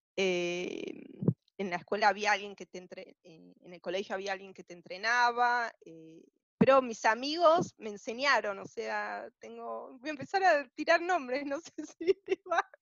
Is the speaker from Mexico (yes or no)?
no; Buenos Aires, Argentina; now in Arizona, United States; nací en el 74 en Capital Federal, Buenos Aires, Argentina, en el barrio de Caballito